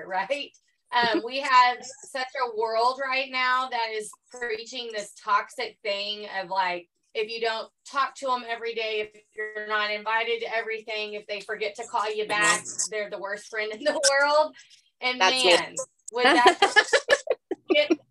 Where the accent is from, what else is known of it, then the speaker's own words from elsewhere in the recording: Elgin, United States; my hometown, Elgin